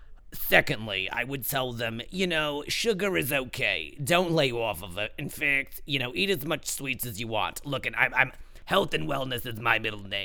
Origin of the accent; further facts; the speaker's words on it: Long Island, New York, United States; accent: New York; as if they couldn't tell by my lovely New York accent. I'm from Long Island originally, but I live in the city.